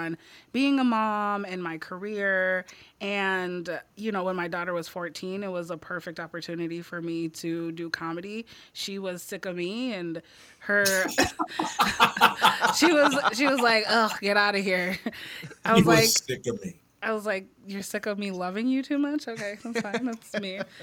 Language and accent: English; Crystal, Minnesota, United States; also born or lived in Eagan, Minnesota; I grew up in Crystal. Before Crystal, I was in Eagan.